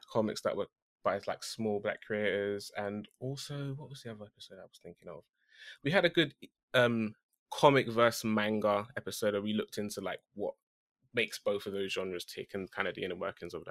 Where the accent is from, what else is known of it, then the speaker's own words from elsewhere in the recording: United Kingdom; I'm that British guy